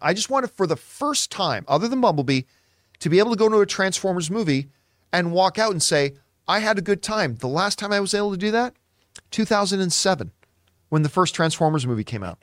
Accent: Canada; as a Canadian kid up there

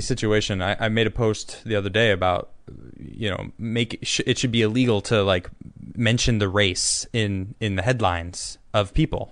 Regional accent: Chicago, Illinois, United States; I'm from Chicago

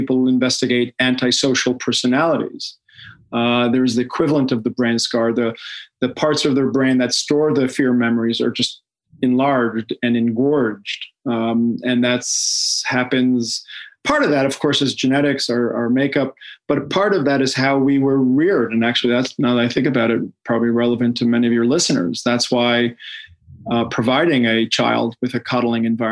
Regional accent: Israel; moved away; I grew up in Israel.

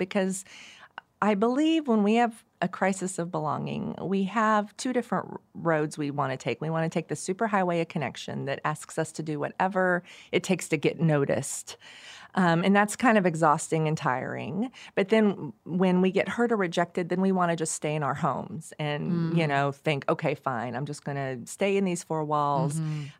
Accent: Oklahoma, United States; I grew up on the back roads. I grew up in the Osage County.

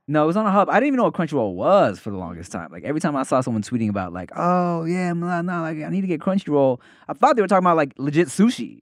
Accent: United States; we're Asian in America, we are still Americans

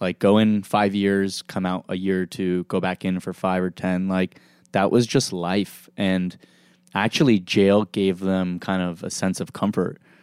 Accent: Beverly Hills, California, United States; also born or lived in Los Angeles / Dallas; Growing up in Beverly Hills

